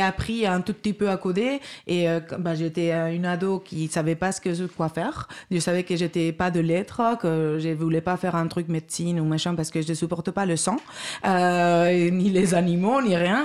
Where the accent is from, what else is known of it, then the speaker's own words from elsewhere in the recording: Basque Country, Spain; moved away as an adult; also born or lived in Madrid, Spain; j'ai fait mes études en Espagne, au Pays Basque espagnol, ingénieure ingénieur en informatique, 5 ans. Et après, j'ai travaillé 3 ans à Madrid